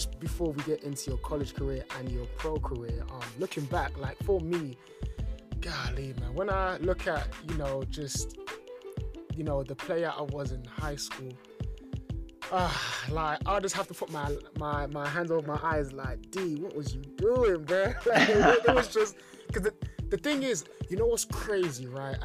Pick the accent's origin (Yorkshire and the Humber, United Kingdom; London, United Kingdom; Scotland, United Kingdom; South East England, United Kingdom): London, United Kingdom; me being born and raised in London